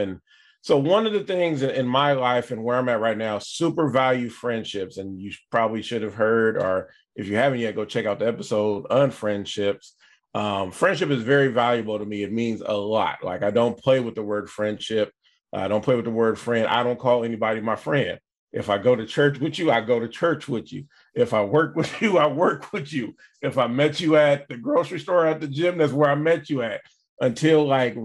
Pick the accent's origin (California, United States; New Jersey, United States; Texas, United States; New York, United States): California, United States; Vallejo; I came late from South Vallejo